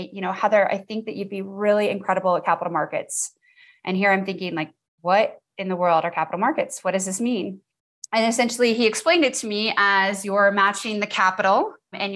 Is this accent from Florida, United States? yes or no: yes; Naples, Florida, United States; moved away as an adult; also born or lived in Gunnison, Colorado / Denver, Colorado; I live in Naples, Florida, but I'm actually from Naples, Florida as well